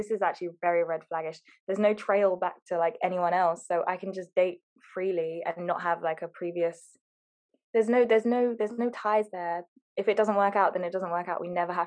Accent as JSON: {"language": "English", "town": "Harrow", "region": "London", "country": "United Kingdom", "said": "because we're all from Harrow."}